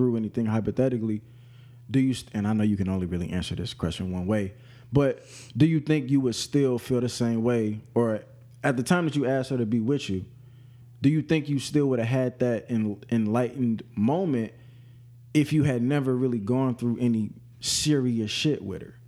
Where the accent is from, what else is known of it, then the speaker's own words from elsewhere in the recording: St. Louis, Missouri, United States; I'm from St. Louis.